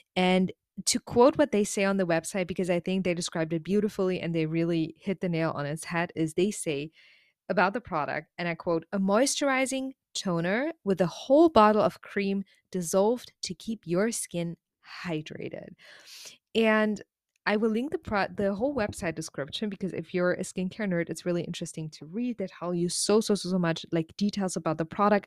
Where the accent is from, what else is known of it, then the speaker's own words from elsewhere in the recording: Germany; now in South Korea; I'm originally from Germany